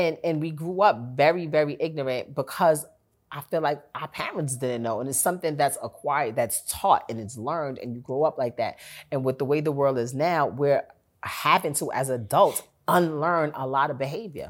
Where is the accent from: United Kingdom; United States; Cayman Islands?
United States; New York; I'm from New York